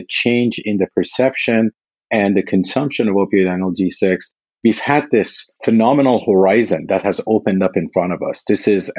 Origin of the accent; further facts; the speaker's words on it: Texas, United States; moved away as an adult; now in Walnut Creek, United States; I grew up in Texas